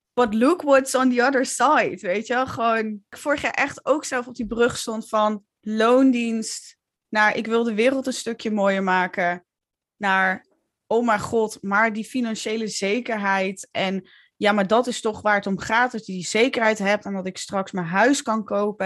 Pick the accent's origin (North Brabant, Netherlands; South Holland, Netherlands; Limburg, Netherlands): Limburg, Netherlands; accent: Limburgish; moved away as an adult; now in Utrecht, Netherlands; ik ben een truckersdochter eh, uit Limburg. ik, al, ik spreek nog steeds dialect. Ik had een vet zware Limburgs accent toen ik jong was.